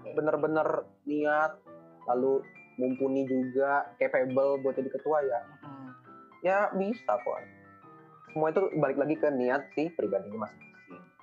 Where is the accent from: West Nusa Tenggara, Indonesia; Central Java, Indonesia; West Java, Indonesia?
West Java, Indonesia; Bandung; asal daerah saya itu dari Bandung